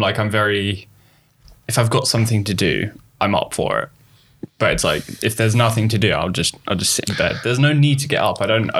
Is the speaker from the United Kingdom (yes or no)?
yes; London, United Kingdom; moved away as an adult; now in Southampton, United Kingdom; I'm a cinematographer from London who's currently studying at Solent, Southampton University.